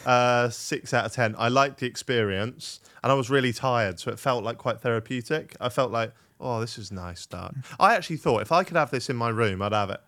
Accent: Norfolk, East of England, United Kingdom; I am Norfolk, boy. I'm from Norfolk

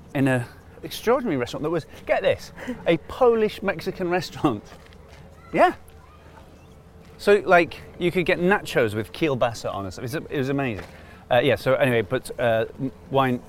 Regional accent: Manchester, North West England, United Kingdom; also born or lived in Cardiff, Wales; I grew up in Manchester

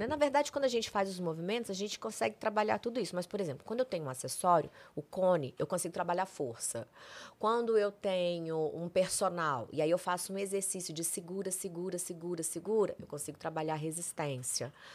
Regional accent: Brasília, Federal District, Brazil; moved away as an adult; also born or lived in São Paulo; eu vim fazer um curso aqui em São Paulo, porque eu sou de Brasília.

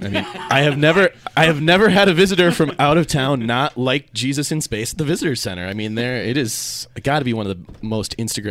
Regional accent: Minnesota, United States; moved away as an adult; also born or lived in Seattle, Washington; now in Salt Lake City, United States; I grew up in Minnesota, did some various academic things, was in Seattle before I came here

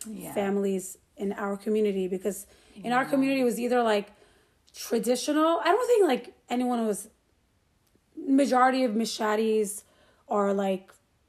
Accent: Great Neck, New York, United States; We grew up in the Meshadi Persian community of Great Neck.

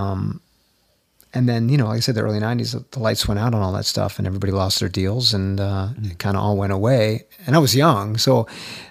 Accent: Connecticut, United States; moved away as an adult; also born or lived in Boston; now in Nashville, United States; I grew up in Connecticut, and then went to Boston to go to school, and kind of never left Boston

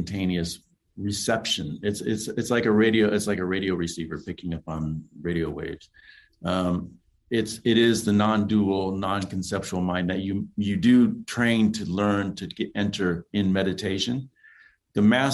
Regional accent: Los Angeles, California, United States; I grew up in Los Angeles where there's a lot of interracial warfare going on

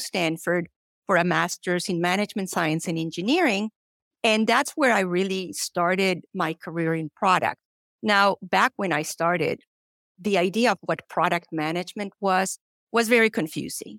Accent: Colombia; moved away as an adult; now in United States; I'm originally from Colombia

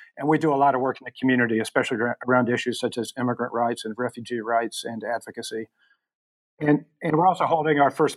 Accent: the South, United States; my growing up in the South in the United States in the 60s and 70s

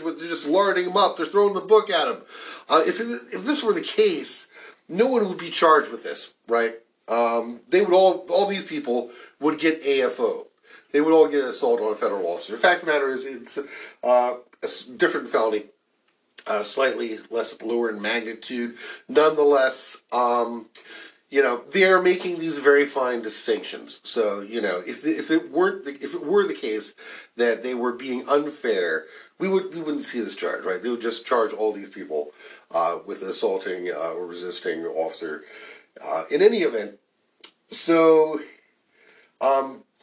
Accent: North Carolina, United States; born or raised there

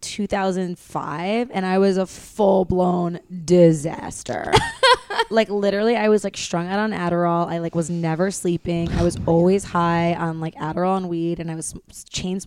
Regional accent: Westchester, New York, United States; moved away as an adult; now in Los Angeles, United States; I am from Westchester, New York

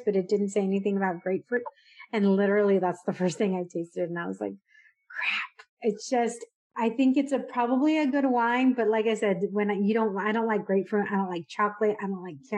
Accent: California, United States; moved away as an adult; also born or lived in Dallas, Texas; I grew up in California

